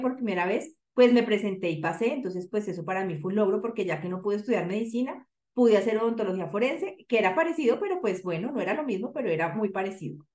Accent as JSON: {"language": "Spanish", "region": "Bogotá", "country": "Colombia", "said": "soy bogotana"}